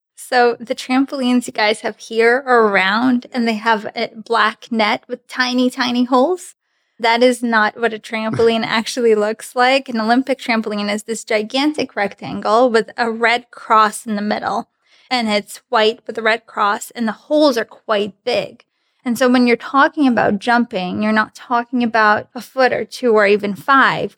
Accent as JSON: {"language": "English", "town": "Grodno", "region": "Grodno Region", "country": "Belarus", "first_language": "Russian", "second_language": "English", "moved": "yes", "lives_now": "United States", "said": "Originally, I'm from Grodno, Belarus"}